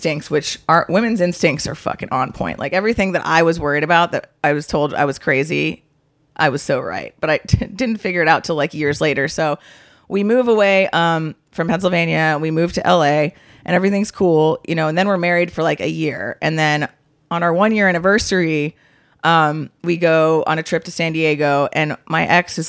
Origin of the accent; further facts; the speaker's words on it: Curaçao; moved away; I'm from Curacao. Yeah, I was born in Curacao